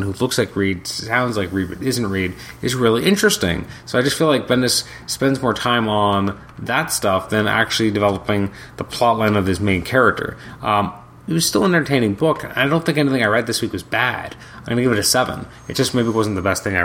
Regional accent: Canada; I'm Canadian

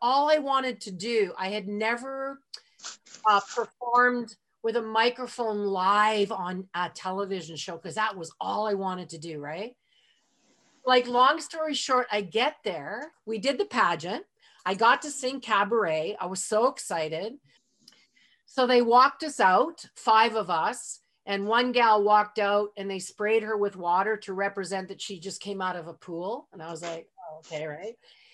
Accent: Edmonton, Alberta, Canada; moved away; I'm in Edmonton, my hometown where I was born, even though I'm a world citizen.

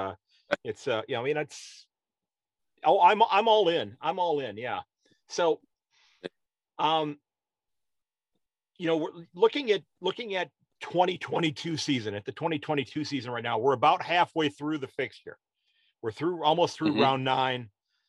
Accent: United States; I'm an American

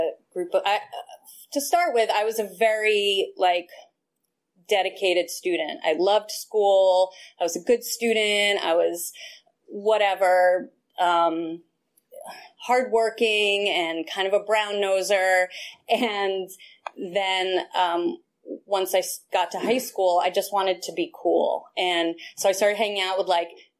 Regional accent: Westchester, New York, United States; I'm originally from New York. I grew up in Westchester, which is the suburbs of New York City

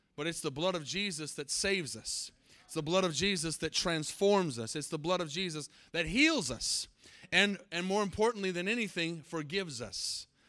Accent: Albuquerque, New Mexico, United States; I was born in Albuquerque, New Mexico. I'm New Mexican

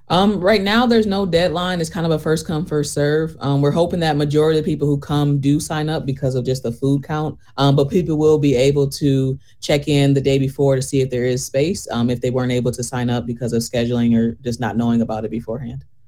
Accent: Flint, Michigan, United States; moved away as an adult; also born or lived in Washington, D.C. / Chicago; I am originally from Flint. Um, did my training in D.C. and Chicago before coming back here in 2020

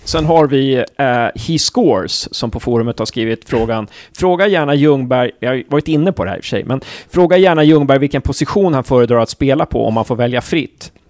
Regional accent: Uppsala, Uppsala County, Sweden; now in Gävle, Sweden; jag är från Uppsala, så jag, jag har ju också, jag har blivit kvar här

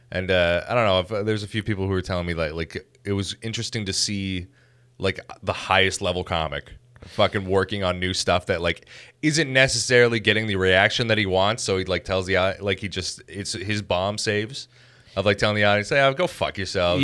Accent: Chatham, Ontario, Canada; I grew up in Chatham, and, like, that place fucking sucked ass

